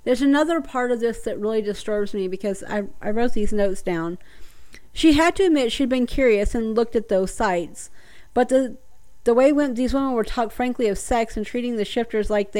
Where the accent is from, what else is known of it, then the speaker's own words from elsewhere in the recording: the South, United States; I'm from the South